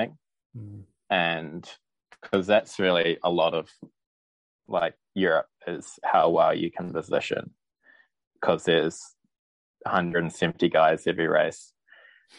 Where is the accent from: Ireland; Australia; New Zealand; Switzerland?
New Zealand; I'm a professional cyclist from New Zealand